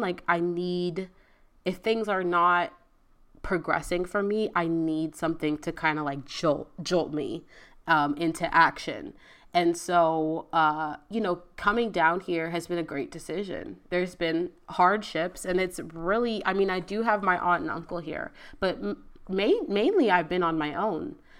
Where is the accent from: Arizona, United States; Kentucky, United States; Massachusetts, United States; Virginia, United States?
Virginia, United States; moved away as an adult; now in Houston, United States; I moved to Houston. I'm from Virginia.